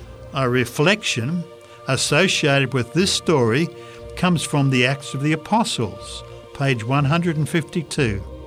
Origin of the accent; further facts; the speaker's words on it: Canada; I was prepared for the cold. I am a Canadian.